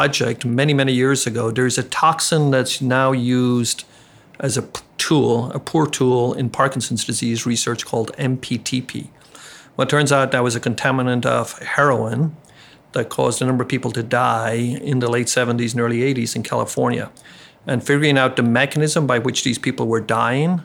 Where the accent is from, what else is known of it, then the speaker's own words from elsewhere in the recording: Ireland; moved away as an adult; also born or lived in Baltimore; now in Chicago, United States; I grew up in Ireland